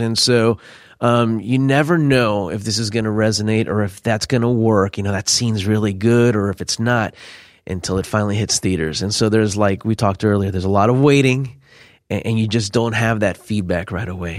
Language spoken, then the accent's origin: English; Miami, Florida, United States; also born or lived in California; at nine, it was roughly about a year before I moved to Miami.